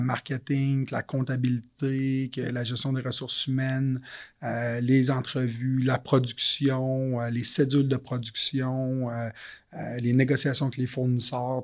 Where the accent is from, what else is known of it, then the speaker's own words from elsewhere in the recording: Quebec City, Quebec, Canada; moved away as an adult; also born or lived in Montreal; je suis originaire de la ville de Québec. Je déménagé à Montréal à l'époque.